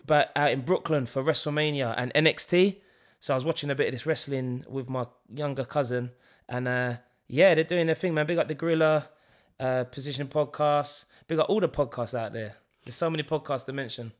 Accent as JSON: {"language": "English", "region": "London", "country": "United Kingdom", "said": "we're from East London"}